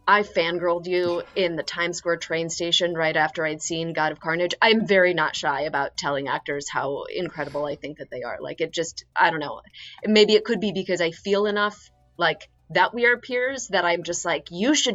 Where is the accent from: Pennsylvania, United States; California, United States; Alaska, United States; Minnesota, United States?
Pennsylvania, United States; Philadelphia; moved away as an adult; now in Queens, New York, United States; I'm from Philadelphia